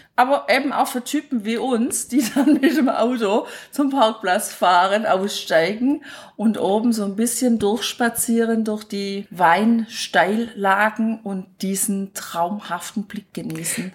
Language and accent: German; Bad Urach, Baden-Württemberg, Germany; meine Heimatstadt, wo ich aufgewachsen bin, Bad Urach